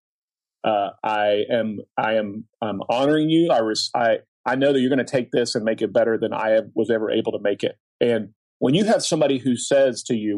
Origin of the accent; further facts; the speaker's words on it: Oklahoma, United States; I grew up in Oklahoma